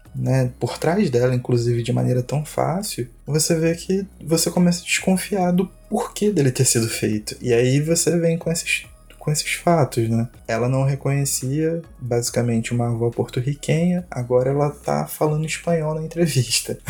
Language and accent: Portuguese; Brazil; nós como brasileiros